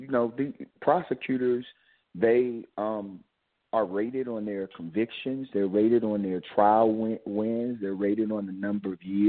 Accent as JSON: {"language": "English", "town": "Chicago", "region": "Illinois", "country": "United States", "said": "I'm from the South Side of Chicago, with a neighborhood called Jeffrey Manor."}